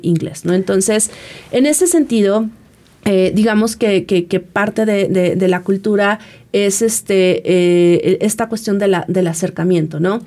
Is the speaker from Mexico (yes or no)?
yes; Mexico